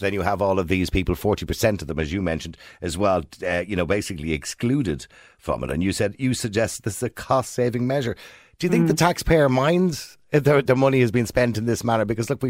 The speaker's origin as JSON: {"language": "English", "region": "Leinster", "country": "Ireland", "tie": "born there", "said": "I was born in St. Patrick's Home on the Navan Road."}